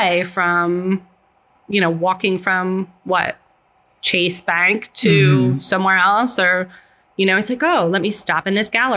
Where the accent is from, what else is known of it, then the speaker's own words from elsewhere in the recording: Albany, New York, United States; I'm from Albany.